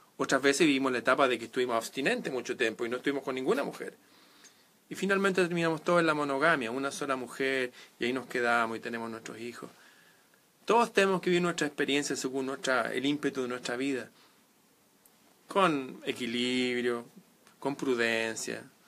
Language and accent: Spanish; Chile; en Chile, en mi país.